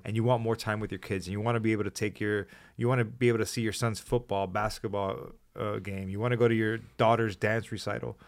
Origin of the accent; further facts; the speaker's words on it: Hialeah, Florida, United States; I'm a kid from Hialeah